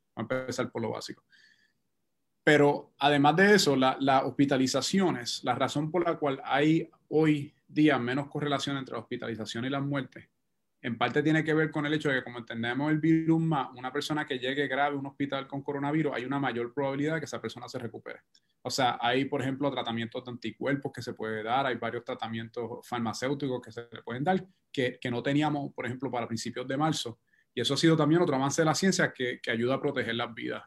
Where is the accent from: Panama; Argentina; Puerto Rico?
Puerto Rico; como puertorriqueño, como científico